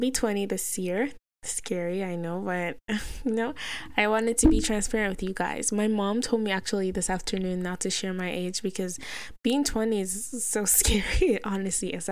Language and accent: English; Nigeria; I'm a black Nigerian Muslim